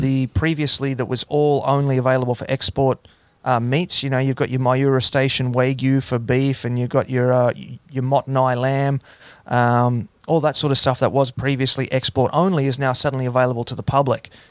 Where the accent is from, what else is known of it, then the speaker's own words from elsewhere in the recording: Hunter Valley, New South Wales, Australia; also born or lived in Gold Coast, Australia; I actually spent most of my time growing up on a farm in the Hunter Valley.